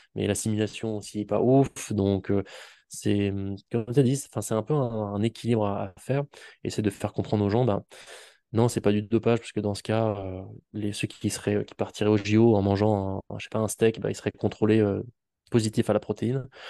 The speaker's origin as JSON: {"language": "French", "region": "Auvergne-Rhône-Alpes", "country": "France", "moved": "yes", "lives_now": "Toulouse, France", "said": "je viens euh, d'Auvergne et maintenant je suis installé à Toulouse"}